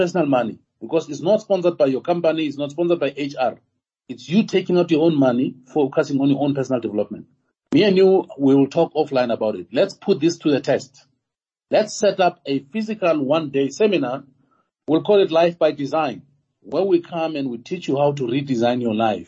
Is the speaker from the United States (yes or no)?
no; Tembisa, Gauteng, South Africa; I was born in Tembisa